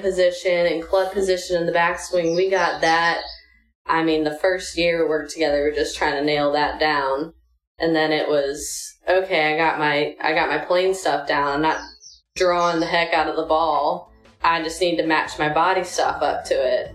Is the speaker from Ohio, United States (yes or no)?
yes; Cleveland, Ohio, United States; I grew up in Cleveland